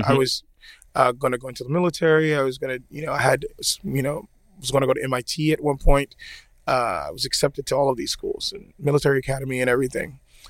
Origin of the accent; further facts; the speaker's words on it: Miami, Florida, United States; now in Atlanta, United States; I'm from Miami, but I live in Atlanta.